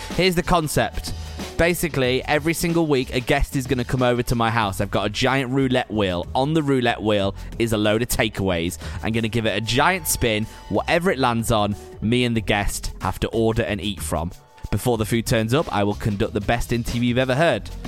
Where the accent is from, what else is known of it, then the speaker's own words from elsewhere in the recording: Preston, North West England, United Kingdom; I'm from Preston, right? So I'm from up north